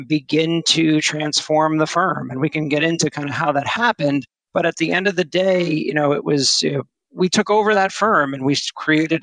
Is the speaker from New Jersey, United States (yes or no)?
yes; New Jersey, United States; also born or lived in Los Angeles / Miami; I'm from New Jersey